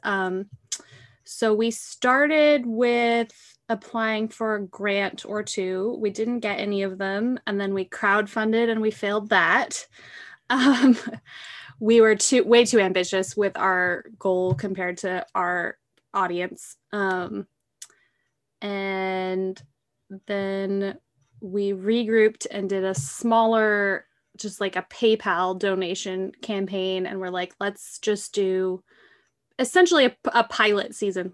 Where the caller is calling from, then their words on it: Eugene, Oregon, United States; I'm calling in from Eugene, Oregon